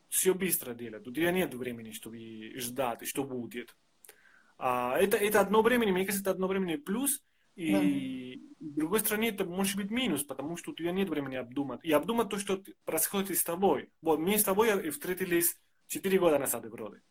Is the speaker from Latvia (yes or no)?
no; Argentina; Russian is a second language; now in Russia; Я из Аргентины.